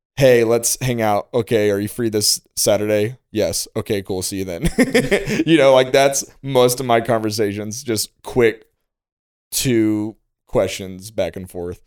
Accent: Illinois, United States; I'm a storyteller from Illinois

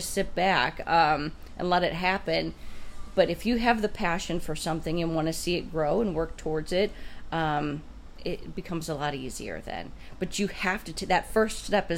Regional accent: Stark County, Ohio, United States; I born and raised in Stark County, never moved away

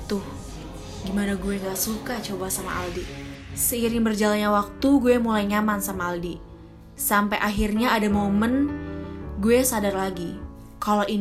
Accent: Jakarta, Indonesia; now in Surakarta, Indonesia; Ya, gue sendiri sih asalnya dari Jakarta.

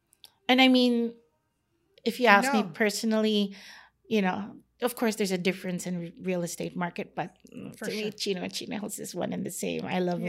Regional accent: Philippines; let's bake ube, which is like growing up in the Philippines, it's my vanilla.

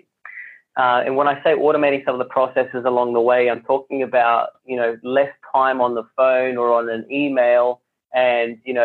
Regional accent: Sydney, New South Wales, Australia; I grew up in Western Sydney, and Western Sydney is very multicultural.

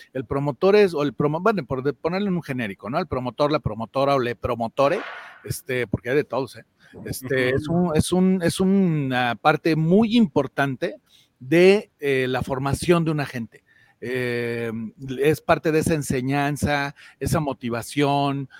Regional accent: Mexico; Doy empleo e invierto en mi país y en mi México, soy empresario.

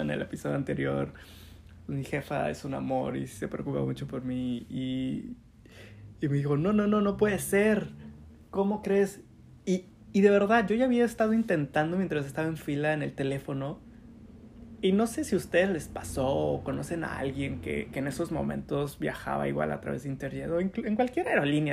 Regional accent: Chetumal, Quintana Roo, Mexico; also born or lived in Cancún; yo nací en Chetumal y me fui a vivir a, a Cancún para estudiar la universidad

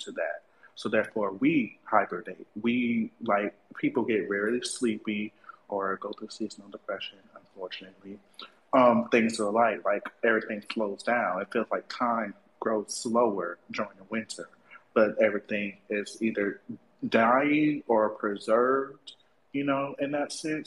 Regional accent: Florida, United States; I'm from Florida

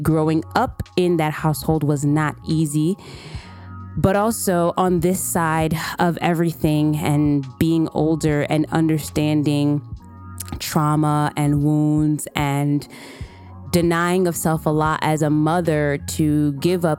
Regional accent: New York City, New York, United States; also born or lived in Massachusetts; born and raised in Brooklyn, New York

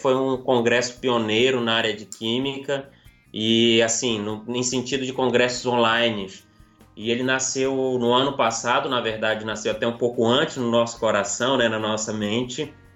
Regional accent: Recife, Pernambuco, Brazil; sou recifense

